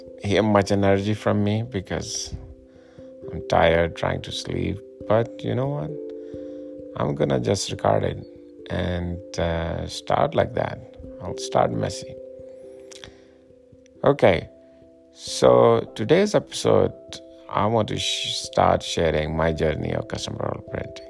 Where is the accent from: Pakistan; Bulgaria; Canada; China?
Pakistan; now in Colorado, United States; I'm originally from Pakistan